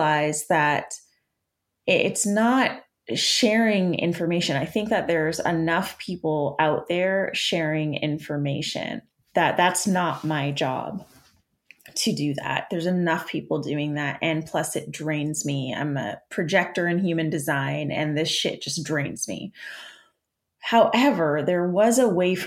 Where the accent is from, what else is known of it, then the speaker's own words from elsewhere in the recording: Canada; I'm Canadian